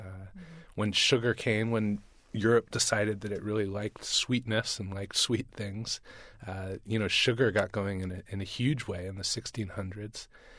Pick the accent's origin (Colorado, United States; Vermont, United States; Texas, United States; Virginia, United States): Vermont, United States; also born or lived in Boston; I grew up mostly in Vermont, was born in Boston, but grew up in Vermont.